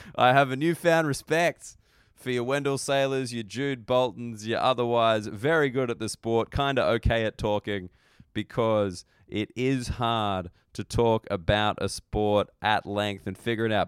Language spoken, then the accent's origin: English; Australia; As an Australian